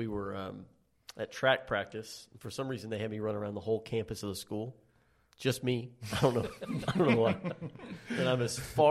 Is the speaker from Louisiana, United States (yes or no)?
no; Texas, United States; Yeah, I was born and bred in Texas, and I'm like, man, I love Texas all the way through and through